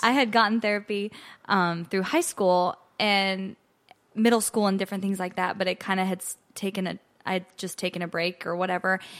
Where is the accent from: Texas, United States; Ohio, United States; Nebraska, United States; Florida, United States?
Nebraska, United States; Ogallala; moved away as an adult; now in Nashville, United States; I am originally from Ogallala, Nebraska